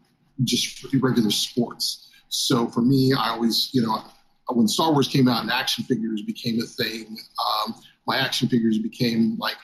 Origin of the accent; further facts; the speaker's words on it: Texas, United States; I grew up in South Texas, so my reading choices were outside of like Tolkien and the Narnia series